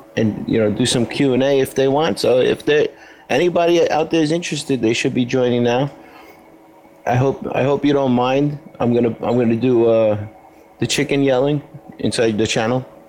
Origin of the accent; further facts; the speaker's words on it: New York, United States; as a New Yorker